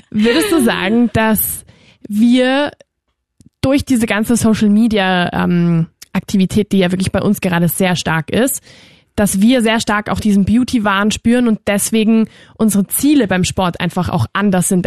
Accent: Spain; ich bin aus Spanien.

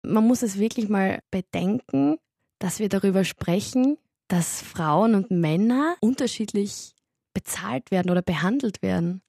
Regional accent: Styria, Austria; now in Vienna, Austria; ich komme aus der Steiermark. Ich habe eigentlich einen ziemlichen Dialekt

